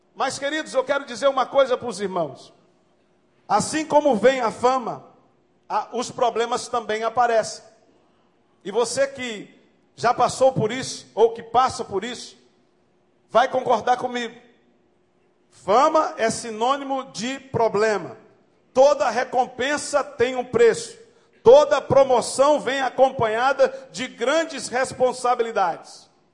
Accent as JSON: {"language": "Portuguese", "region": "Maranhão", "country": "Brazil", "said": "como diz lá no Maranhão, sou do Maranhão"}